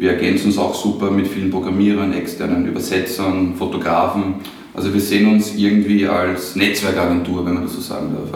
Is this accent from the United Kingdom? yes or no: no; Trumau, Lower Austria, Austria; also born or lived in Vienna; now in Mödling, Austria; Also bin 1984 geboren in Wien. Mhm. Ähm, aufgewachsen in Trumau